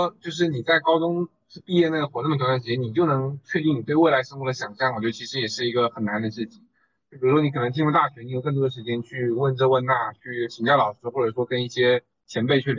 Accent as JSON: {"language": "Chinese", "town": "Longyan", "region": "Fujian", "country": "China", "moved": "as an adult", "said": "我是龙岩人"}